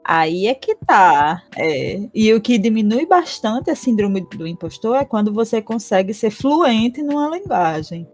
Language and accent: Portuguese; Currais Novos, Rio Grande do Norte, Brazil; Eu sou aqui de Currais Novos, no Rio Grande do Norte mesmo